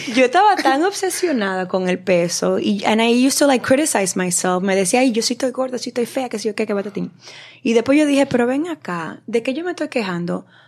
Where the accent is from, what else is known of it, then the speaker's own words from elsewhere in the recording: Dominican Republic; yo soy la única dominicana